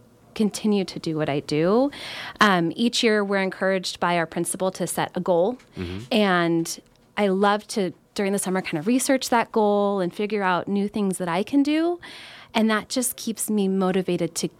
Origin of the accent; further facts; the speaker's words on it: Bay Area, California, United States; moved away as an adult; also born or lived in Davis; now in Grass Valley, United States; I grew up in the Bay Area.